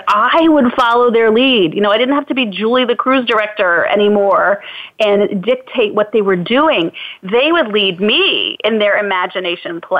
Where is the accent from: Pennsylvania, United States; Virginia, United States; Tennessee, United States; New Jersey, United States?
Virginia, United States; also born or lived in Illinois; when we moved from Illinois to Virginia when I was four